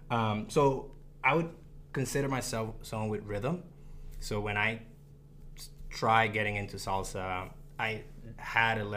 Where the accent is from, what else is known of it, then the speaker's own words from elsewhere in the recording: Dominican Republic; also born or lived in Puerto Rico; culturally, I identify as Dominican. I was born in Puerto Rico, uh, but culturally grew up between the DR and the Dominican and the, uh, the DR and Puerto Rico.